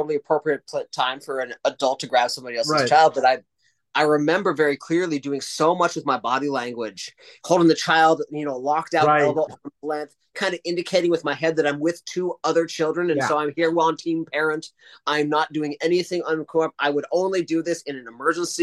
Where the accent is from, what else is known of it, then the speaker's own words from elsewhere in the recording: Hillsboro, Oregon, United States; also born or lived in Japan / Malaysia; I'm here from Hillsborough